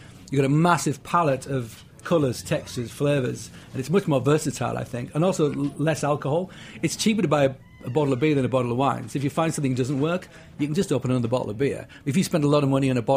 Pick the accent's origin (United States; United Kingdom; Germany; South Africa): United Kingdom; England; moved away; I'm English